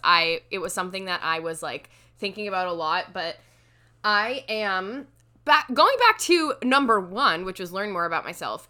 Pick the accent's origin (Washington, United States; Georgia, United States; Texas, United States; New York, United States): New York, United States; as a New Yorker